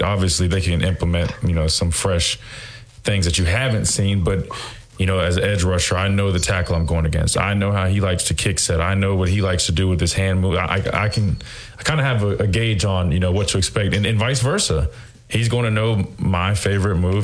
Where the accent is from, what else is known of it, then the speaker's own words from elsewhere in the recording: South Carolina, United States; now in Alabama, United States; I'm from South Carolina originally, and uh, I reside in Alabama.